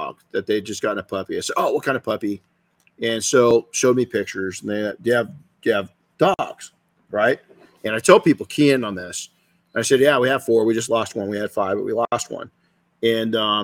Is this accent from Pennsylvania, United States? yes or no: no; California, United States